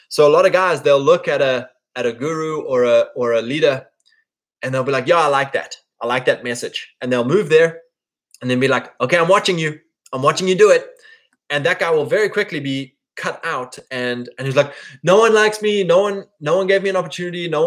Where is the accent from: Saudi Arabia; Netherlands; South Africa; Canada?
South Africa; KwaZulu-Natal; You know, me, I grew up in the Drakensberg Mountains yes, it's beautiful